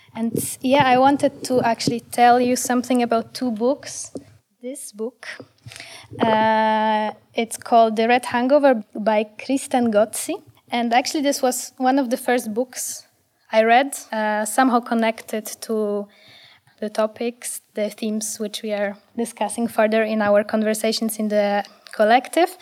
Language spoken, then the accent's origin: English; Poland; now in Amsterdam, Netherlands; I'm from Poland originally